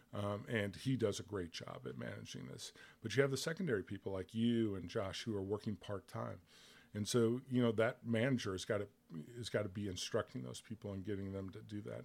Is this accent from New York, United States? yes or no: no; Bloomington, Illinois, United States; moved away as an adult; also born or lived in Chicago, United States; now in Little Rock, United States; I was born in Bloomington, Normal, which is central Illinois. I spent most of my life in central Illinois.